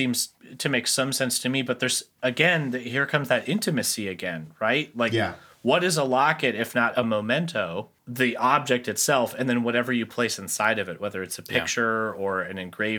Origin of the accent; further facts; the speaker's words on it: Midwest, United States; I'm from the Midwest